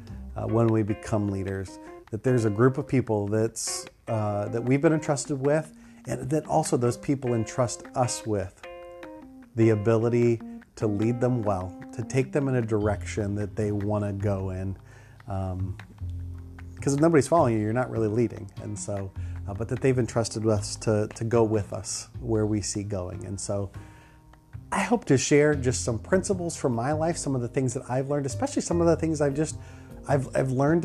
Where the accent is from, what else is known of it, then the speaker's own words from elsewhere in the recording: Ohio, United States; moved away as an adult; also born or lived in Philadelphia, Pennsylvania / Huntington Station, New York / Detroit, Michigan; now in Virginia Beach, United States; I loved growing up in Ohio, and I have such fondness for my home state. Grew up in Ohio